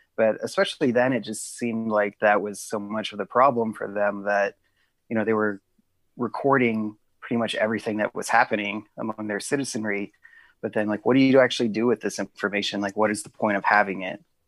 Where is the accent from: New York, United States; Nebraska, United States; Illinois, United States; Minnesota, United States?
Nebraska, United States; Lincoln; also born or lived in Council Bluffs, Iowa; now in Omaha, United States; I mostly grew up in Lincoln